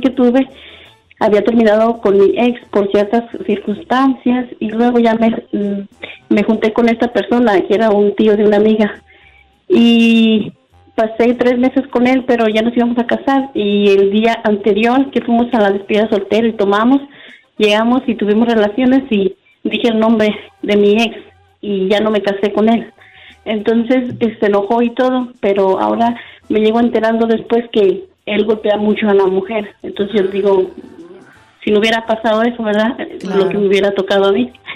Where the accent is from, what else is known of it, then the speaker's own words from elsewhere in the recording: Guadalajara, Jalisco, Mexico; now in United States; yo me quería regresar a México. Yo mi, yo, yo siempre me veía viviendo en México, en Guadalajara.